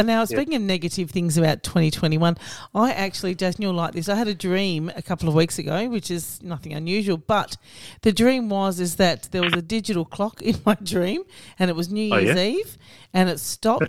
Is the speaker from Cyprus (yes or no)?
yes; Cyprus; Are there any from Cyprus? That's my home country.